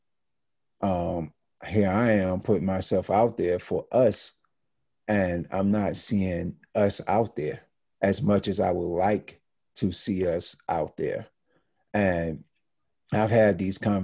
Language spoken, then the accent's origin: English; Deep South, United States; now in New York, United States; being that I was in the Deep South in the woods